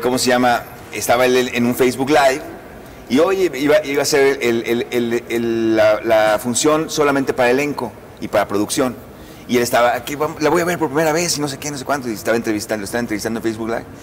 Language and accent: Spanish; Mazatlán, Sinaloa, Mexico; moved away; yo soy yo crecí en Mazatlán